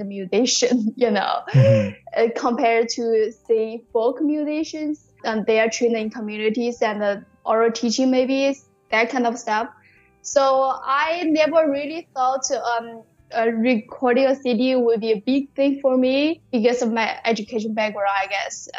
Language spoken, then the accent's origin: English; Hunan, China; accent: Hunan dialect; English is a second language; moved away as an adult; also born or lived in Newfoundland, Canada; now in St. John's, Canada; I live in Hunan province. I was born in Hunan, so I speak Hunan dialect